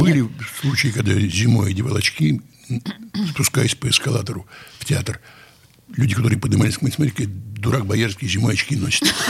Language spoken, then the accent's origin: Russian; Saint Petersburg, Russia; нас, которые родились здесь, на берегах Невы